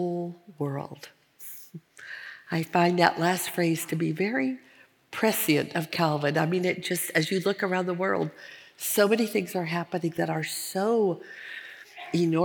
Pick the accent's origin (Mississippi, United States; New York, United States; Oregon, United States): Oregon, United States; Portland; moved away as an adult; also born or lived in Minnesota; we had just moved from Minnesota back to my hometown of Portland, Oregon, and we started going to the church that I grew up in.